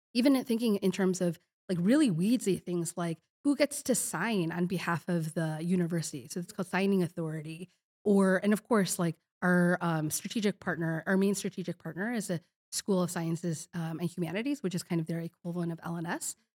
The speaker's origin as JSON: {"language": "English", "town": "Chicago", "region": "Illinois", "country": "United States", "also_born_or_lived": "Kazakhstan", "moved": "yes", "lives_now": "Madison, United States", "said": "I am originally a Chicago, I'm a Chicagoan"}